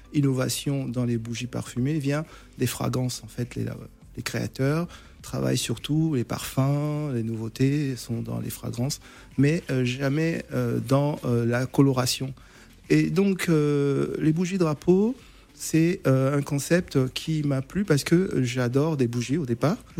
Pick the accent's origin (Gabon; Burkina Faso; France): Gabon; je suis, je suis originaire du Gabon